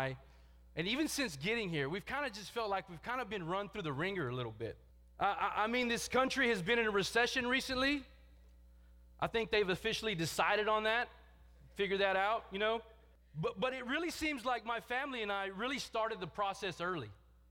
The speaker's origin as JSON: {"language": "English", "region": "Texas", "country": "United States", "said": "joined Valley from Texas. And it's funny to me because Big Dave was telling me just last week how my accent has changed."}